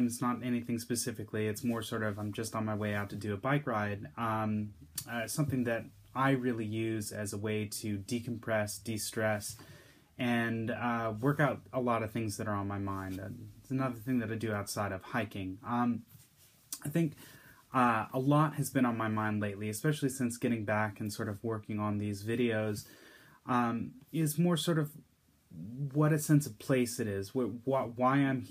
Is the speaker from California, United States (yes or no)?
yes; the Bay Area, California, United States; I grew up in the Bay Area, in California